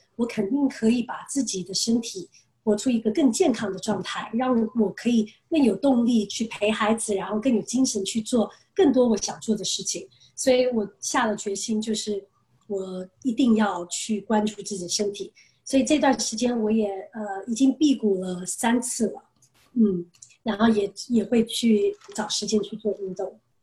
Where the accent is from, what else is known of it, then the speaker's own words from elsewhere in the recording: United States; moved away as an adult; also born or lived in Taiwan; now in China; 我六岁从台湾搬到美国，然后嗯。其实就在美国长大